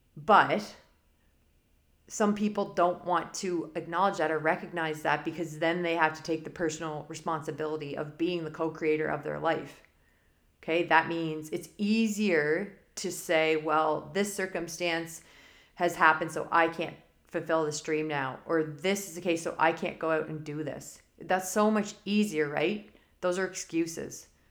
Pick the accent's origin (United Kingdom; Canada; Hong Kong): Canada; I'm Canadian